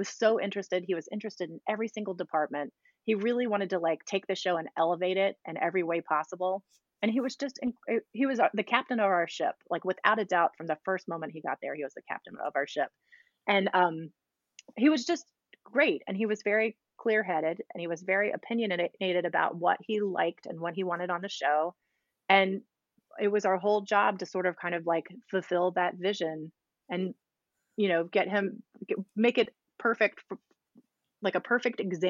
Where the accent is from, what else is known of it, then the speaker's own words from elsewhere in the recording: Virginia, United States; moved away as an adult; also born or lived in Charlottesville; now in New York, United States; we're from Virginia.